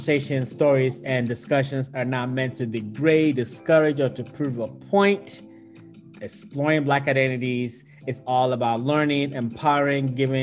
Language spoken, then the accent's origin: English; Ghana; growing up in Ghana